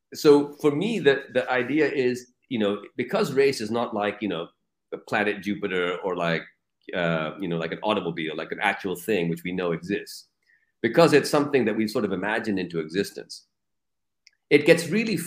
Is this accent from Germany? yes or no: no; Pakistan; also born or lived in United States; in Pakistan, I'm just Pakistani